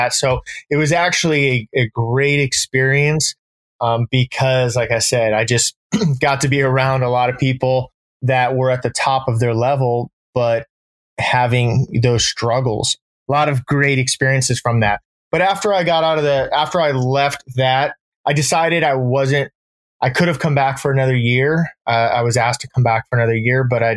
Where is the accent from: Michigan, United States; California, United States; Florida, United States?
California, United States; Orange County, Southern; also born or lived in Midwest / San Francisco, California; now in Monterey, United States; I grew up in Southern California, joined the military when I was 18